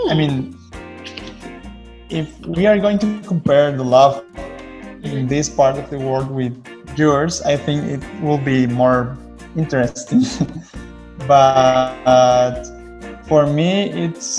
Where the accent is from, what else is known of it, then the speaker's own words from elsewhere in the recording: Costa Rica; I'm from Costa Rica